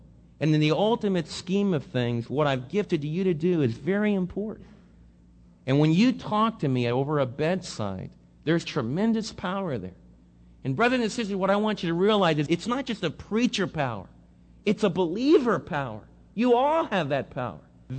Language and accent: English; Northeast, United States; In fact, I came from the Northeast where you don't even look at people in the eye.